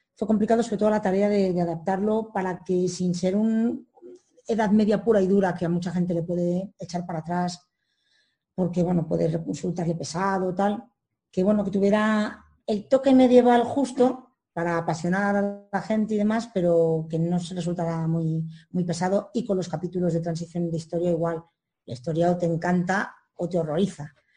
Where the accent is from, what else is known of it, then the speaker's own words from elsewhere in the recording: Madrid, Community of Madrid, Spain; soy madrileña